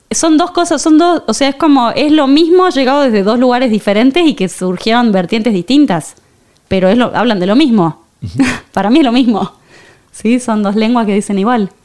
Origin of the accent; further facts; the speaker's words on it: San Miguel de Tucumán, Tucumán, Argentina; moved away as an adult; also born or lived in Buenos Aires, Argentina / Barcelona, Spain; now in Madrid, Spain; nací en Tucumán